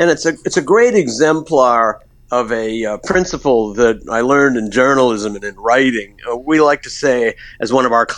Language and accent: English; United States; as an American